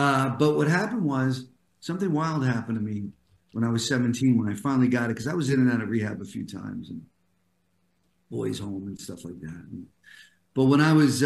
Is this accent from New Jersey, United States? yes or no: yes; New Jersey, United States; moved away as an adult; also born or lived in New York; now in Los Angeles, United States; I'm an East Coast guy, New Yorker originally, then New Jersey most of my life.